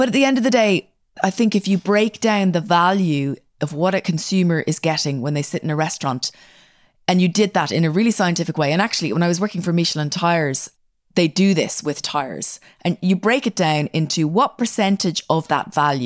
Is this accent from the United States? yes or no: no; Ireland; moved away as an adult; now in Isle of Man; I grew up in Ireland